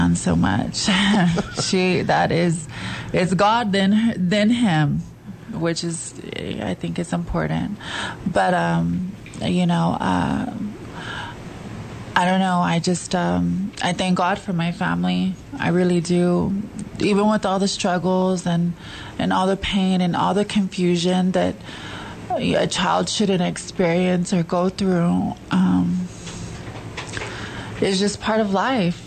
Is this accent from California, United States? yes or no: no; San Angelo, Texas, United States; I am from San Angelo, Texas